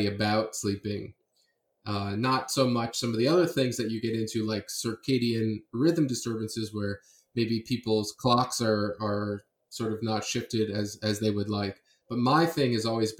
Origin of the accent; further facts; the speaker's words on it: Miami, Florida, United States; I'm from Miami